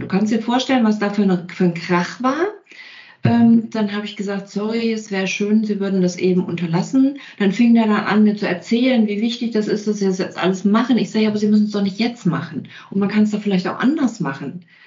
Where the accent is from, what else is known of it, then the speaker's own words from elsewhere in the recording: Kempten, Bavaria, Germany; ich komme aus Kempten